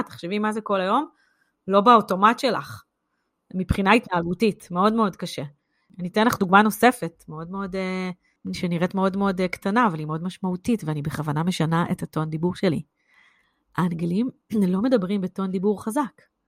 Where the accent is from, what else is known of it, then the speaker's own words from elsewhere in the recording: Israel; now in United Kingdom; אנחנו כישראלים